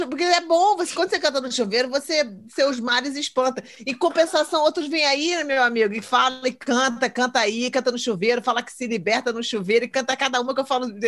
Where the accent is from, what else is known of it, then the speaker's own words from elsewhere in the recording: Brazil; now in California, United States; cara. É minha terra, é minha casa, é onde eu me sinto confortável. E eu tô aqui, agora que eu descobri que eu tô em cima daquele San Andreas, daquele, daquela crack ali é